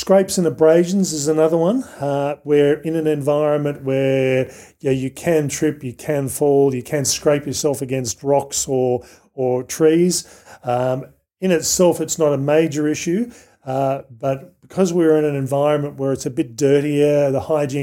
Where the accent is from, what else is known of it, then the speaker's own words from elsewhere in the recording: Australia; growing up in Australia